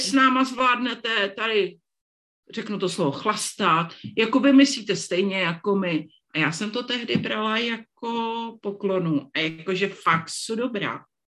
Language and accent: Czech; Moravian Slovakia, South Moravian Region, Czechia; moved away; já jsem děvčice ze Slovácka